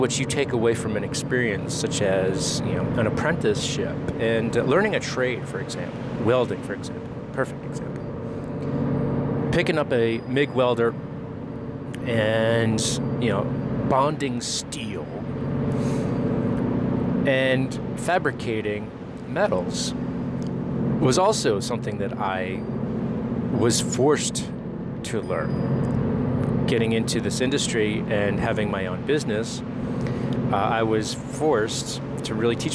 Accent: New Jersey, United States; moved away; also born or lived in Eastern Europe (ancestry); Jersey boy, right? Yeah, well, I don't know if I've got a dialect

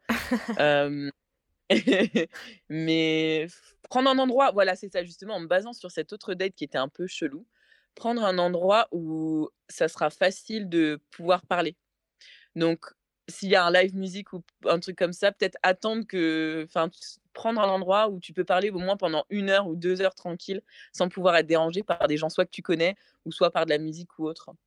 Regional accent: France; accent: French; moved away as an adult; now in England, United Kingdom; même si ça fait six ans que je suis en Angleterre, mon anglais est, bien, mais c'est vrai que j'ai pas perdu mon accent français

